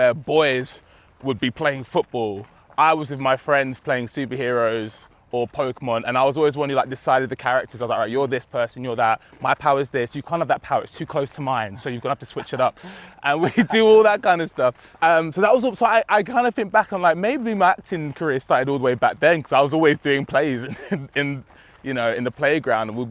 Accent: Romford, London, United Kingdom; moved away as an adult; also born or lived in New Cross, London; now in Manchester, United Kingdom; So I lived in New Cross, which is like South London, I believe. And then we moved to Romford when I was about three.

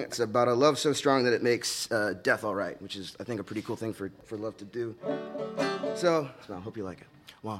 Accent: Pico Rivera, California, United States; I'm from L.A., a little town called Pico Rivera. I grew up like on a lot of R&B and hip-hop

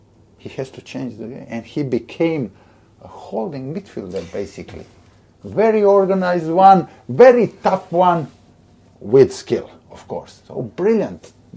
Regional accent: Split, Split-Dalmatia County, Croatia; English is a second language; moved away as an adult; now in London, United Kingdom; my hometown, Split

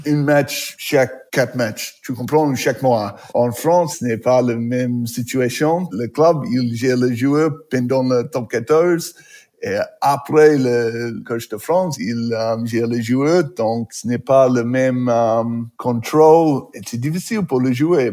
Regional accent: New Plymouth, Taranaki, New Zealand; French is a second language; moved away; Je suis né à New Plymouth, c'est une ville, c'est pas petit, mais pas grande.

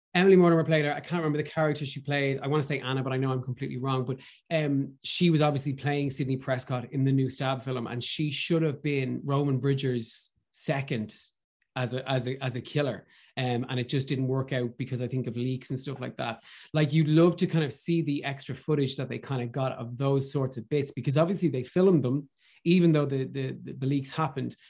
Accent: Ireland; as Irish people, and especially as Irish actors

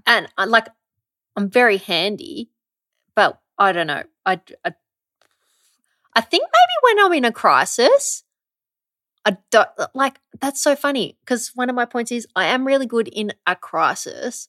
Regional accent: Werribee, Victoria, Australia; I'm originally from Werribee.

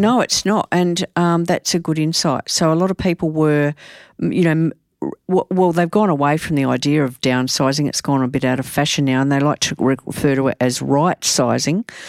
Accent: Adelaide, South Australia, Australia; I'm from Adelaide

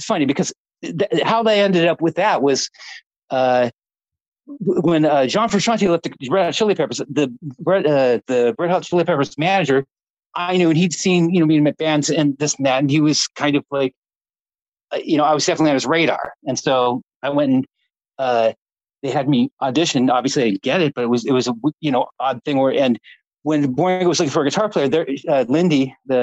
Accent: Orange County, California, United States; I'm from Orange County too

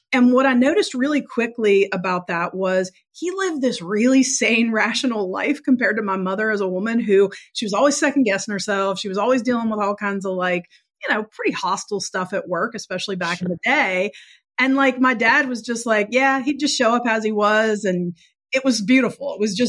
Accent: West Virginia, United States; also born or lived in Pittsburgh, Pennsylvania; So I was not born in West Virginia. I was the only one of my four siblings that wasn't. I was born in Pittsburgh and my parents were both from Pittsburgh.

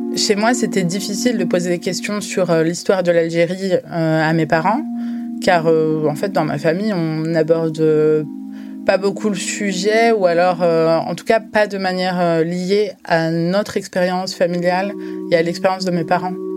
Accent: France; en France, en tant que franco-algérienne

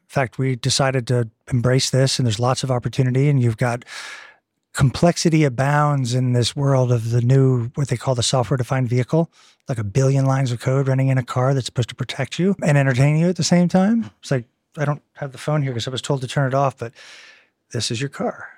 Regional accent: Eastern Seaboard, United States; moved away as an adult; also born or lived in Texas / Southern California; now in Cambridge, United Kingdom; I'm from the Eastern Seaboard

